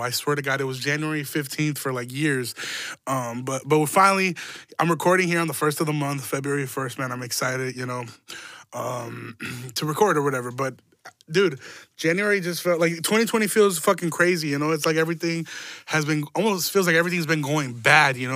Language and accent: English; Chicago, Illinois, United States; we're from Chicago. Like, we're Chicago